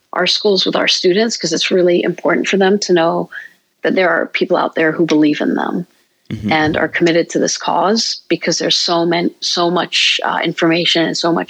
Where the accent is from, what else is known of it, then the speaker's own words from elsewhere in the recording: Jordan; also born or lived in Georgia, United States; now in Columbus, United States; for me growing up in Jordan